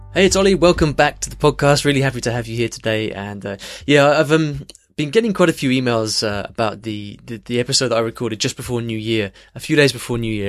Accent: United States; I'm from the United States

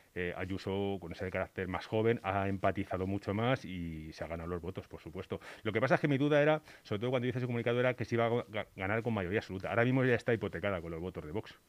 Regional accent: Spain; also born or lived in Batres

